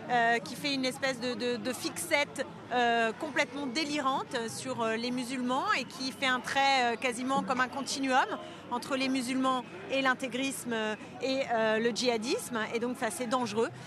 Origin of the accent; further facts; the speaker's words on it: France; Je suis française sous plus de huit générations. J'ai choisi ma religion parce que je suis libre dans mon pays.